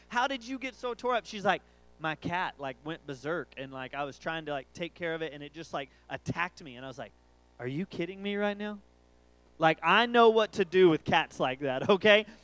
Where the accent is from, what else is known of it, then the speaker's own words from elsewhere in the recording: College Station, Texas, United States; I'm from Aggieland